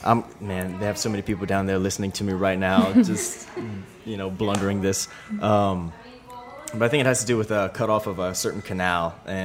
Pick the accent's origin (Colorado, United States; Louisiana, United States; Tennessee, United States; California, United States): Louisiana, United States; Cut Off; now in New Orleans, United States; I came back to New Orleans after Katrina. I'm originally from Cut Off, Louisiana. And I was living up here, and when the storm happened, I moved back home.